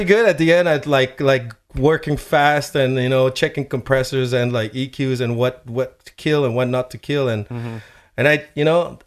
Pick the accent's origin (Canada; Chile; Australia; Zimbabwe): Chile; moved away; I'm from Chile, and I listened to a lot of merengue and salsa when I was a kid